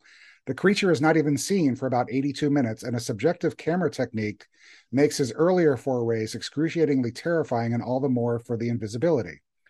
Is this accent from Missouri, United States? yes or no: no; North Carolina, United States; We're actually from North Carolina. So when we wound up in Atlanta and I started scouting Atlanta, we got excited about it because it looked so much like our own childhoods.